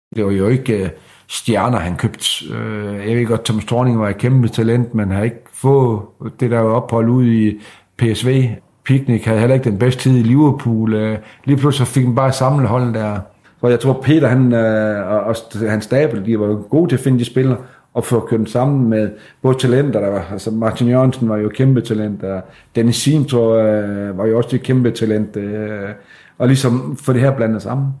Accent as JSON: {"language": "Danish", "town": "Sæby", "region": "North Denmark Region", "country": "Denmark", "said": "jeg er jo fra Sæbe"}